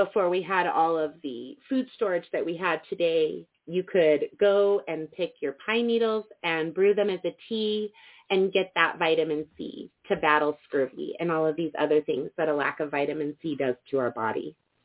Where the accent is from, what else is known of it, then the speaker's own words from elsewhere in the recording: Cortez, Colorado, United States; In my hometown of Cortez, Colorado, and all throughout the Four Corners area